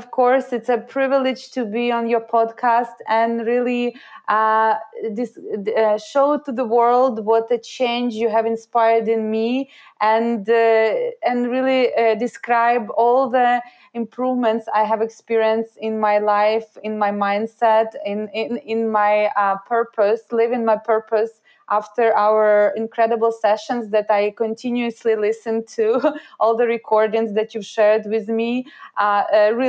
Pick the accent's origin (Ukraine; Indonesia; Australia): Ukraine; English is a second language; moved away as an adult; also born or lived in Montreal, Canada; now in Canada; I was born in Ukraine and moved to Canada after graduating from high school without speaking neither English nor French.